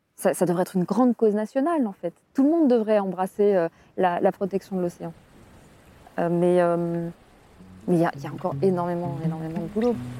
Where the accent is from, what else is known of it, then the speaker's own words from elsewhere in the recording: France; En tant que Français